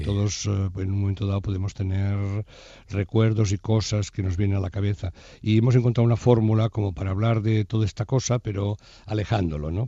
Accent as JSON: {"language": "Spanish", "town": "Barcelona", "region": "Catalonia", "country": "Spain", "said": "Somos de Barcelona"}